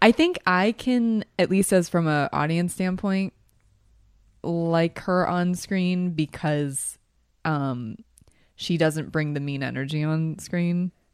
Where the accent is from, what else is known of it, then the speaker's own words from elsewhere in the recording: Philadelphia, Pennsylvania, United States; I'm from Philly